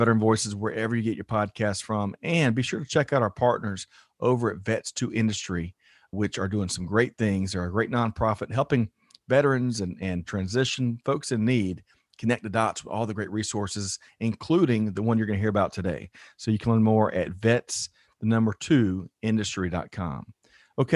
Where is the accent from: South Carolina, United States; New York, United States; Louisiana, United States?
South Carolina, United States; I'm from South Carolina